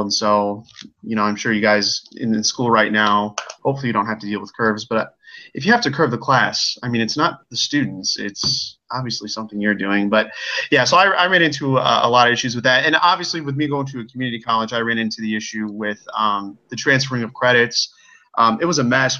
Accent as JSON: {"language": "English", "country": "United States", "said": "I am from the Quad Cities, so that's kind of on the border of Iowa and Illinois"}